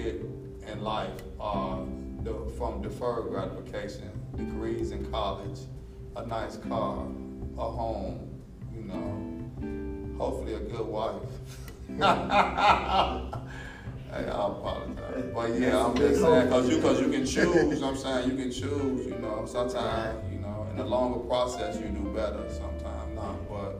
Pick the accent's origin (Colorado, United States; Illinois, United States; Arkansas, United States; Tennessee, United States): Illinois, United States; Chicago; also born or lived in Milwaukee; I was born in Chicago, but I was raised between Chicago and Milwaukee. So, you know, if you ask me my hometown, you know what I'm saying, they both my hometown.